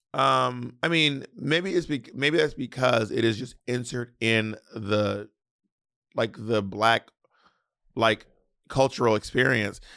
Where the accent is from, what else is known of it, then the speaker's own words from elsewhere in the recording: the South, United States; accent: Southern; I'm from the South